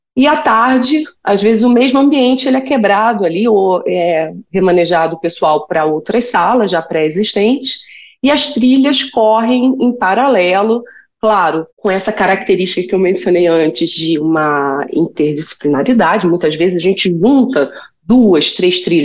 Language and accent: Portuguese; Rio de Janeiro, Brazil; moved away; eu sou carioca